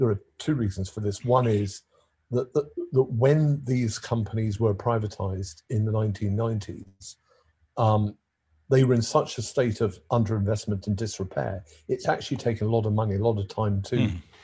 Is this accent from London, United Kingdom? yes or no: yes; London, United Kingdom; I am a Londoner